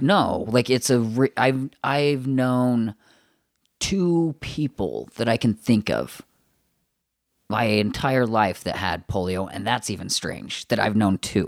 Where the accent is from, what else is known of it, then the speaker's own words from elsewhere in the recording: Morgan, Utah, United States; I grew up in Morgan, so the super Mormon town